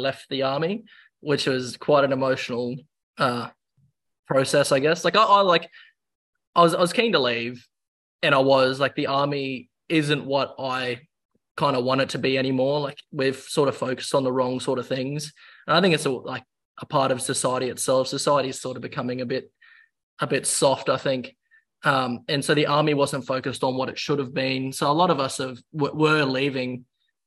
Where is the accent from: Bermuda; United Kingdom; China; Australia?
Australia; Queensland; moved away; I'll go back to my home state and join the police